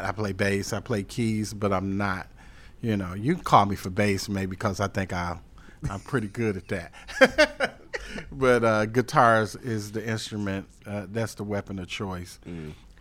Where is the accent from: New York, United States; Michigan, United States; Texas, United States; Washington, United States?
Michigan, United States; Detroit; born or raised there; now in Charlotte, United States